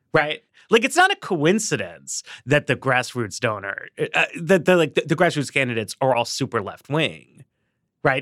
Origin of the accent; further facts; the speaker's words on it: Northeast, United States; I'm from the Northeast, too